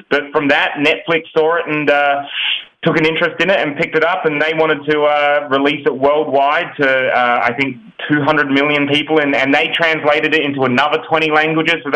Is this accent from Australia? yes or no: yes; Australia; now in United States; so we're from Australia and we've recently moved to the US, so we're in the US now.